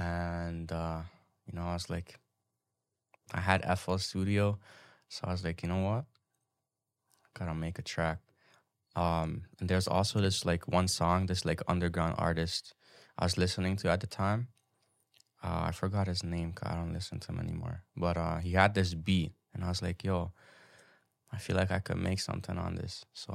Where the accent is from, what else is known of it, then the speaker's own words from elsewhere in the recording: Hungary; Where I grew up back in Hungary is like, I could say probably the most ghetto place ever.